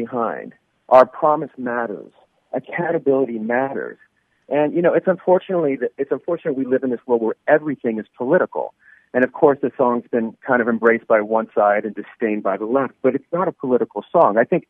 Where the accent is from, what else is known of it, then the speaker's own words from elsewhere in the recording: Los Angeles, California, United States; L.A. Kings fans in my hometown